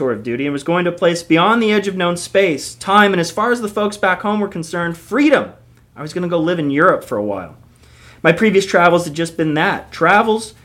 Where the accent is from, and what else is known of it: Fairfield, California, United States; born or raised there; moved away as an adult; now in Chicago, United States